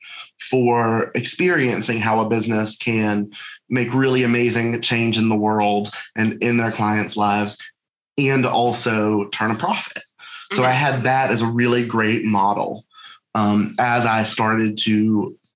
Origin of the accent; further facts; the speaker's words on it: Charlotte, North Carolina, United States; I'm originally from Charlotte, North Carolina